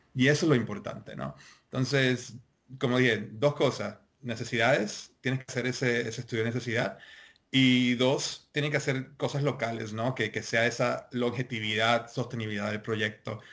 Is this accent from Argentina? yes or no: no; Puerto Rico; como puertorriqueños